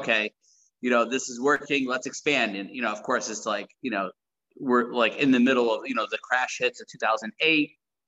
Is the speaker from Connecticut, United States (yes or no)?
no; South Side, New York, United States; also born or lived in Tacoma, Washington / Jordan; We grew up on the South Side in New York, very rough neighborhood